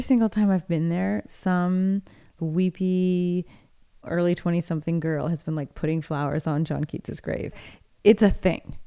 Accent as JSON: {"language": "English", "town": "Seattle", "region": "Washington", "country": "United States", "tie": "born or raised there", "moved": "yes", "said": "it was my hometown"}